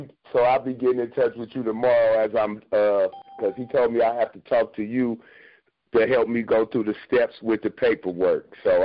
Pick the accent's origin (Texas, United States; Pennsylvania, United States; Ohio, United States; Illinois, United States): Ohio, United States; Akron; now in Wisconsin, United States; I was born in Ohio, Akron, Ohio.